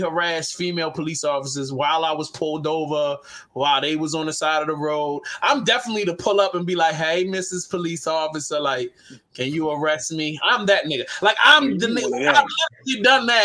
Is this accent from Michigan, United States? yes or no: no; Baltimore, Maryland, United States; Baltimore City, Warburg Junction